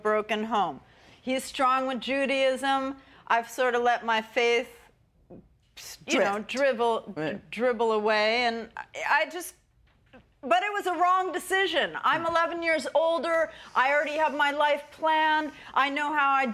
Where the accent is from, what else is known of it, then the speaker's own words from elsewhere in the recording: United States; I'm American